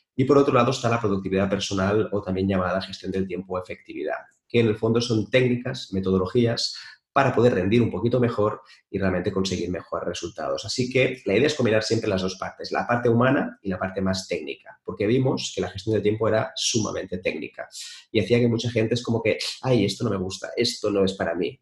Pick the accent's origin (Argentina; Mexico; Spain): Spain; en mi país, en España